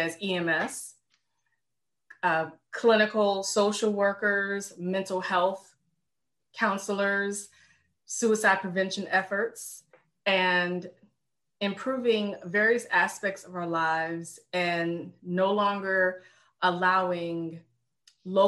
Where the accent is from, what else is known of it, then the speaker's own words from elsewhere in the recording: Richmond, Virginia, United States; moved away as an adult; also born or lived in North Carolina; now in Baltimore, United States; I'm born and raised in Richmond, Virginia